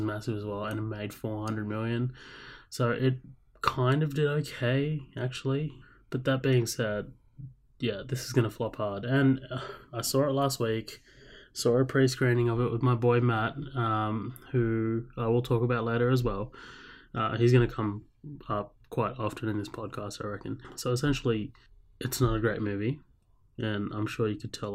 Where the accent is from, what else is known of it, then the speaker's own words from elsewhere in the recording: Australia; accent: Australian; I know I have an Australian accent and, you know, I'm from Australia